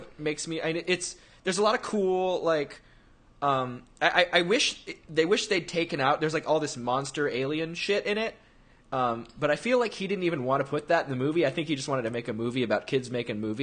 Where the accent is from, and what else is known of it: Texas, United States